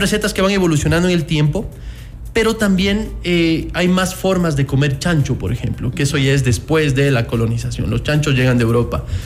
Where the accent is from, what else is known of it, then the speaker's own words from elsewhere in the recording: Ecuador; nosotros como ecuatorianos